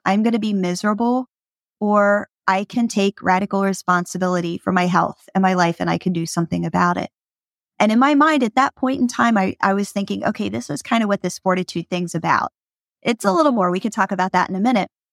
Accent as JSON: {"language": "English", "region": "Pennsylvania", "country": "United States", "tie": "born or raised there", "said": "I grew up in Pennsylvania"}